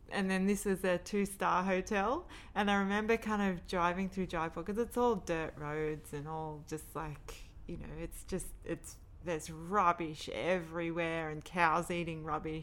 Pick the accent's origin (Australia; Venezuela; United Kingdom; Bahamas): Australia; we're from Australia